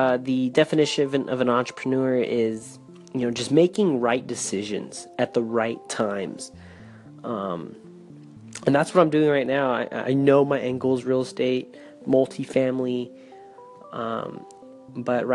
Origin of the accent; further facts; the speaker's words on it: California, United States; moved away as an adult; now in San Antonio, United States; I'm from California